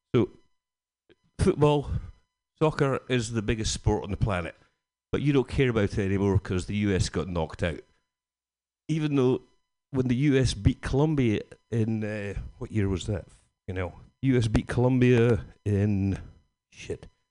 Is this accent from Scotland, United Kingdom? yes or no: yes; Scotland, United Kingdom; Being Scottish